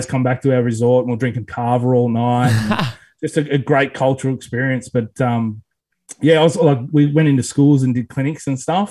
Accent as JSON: {"language": "English", "town": "Parkes", "region": "New South Wales", "country": "Australia", "tie": "born or raised there", "said": "that's my hometown"}